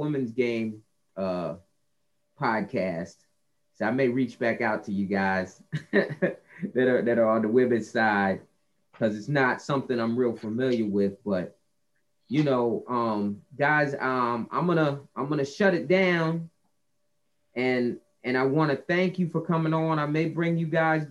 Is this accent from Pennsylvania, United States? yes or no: no; New Jersey, United States; I grew up in New Jersey